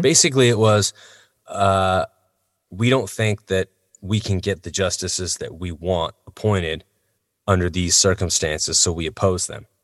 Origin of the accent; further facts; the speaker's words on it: United States; as an American citizen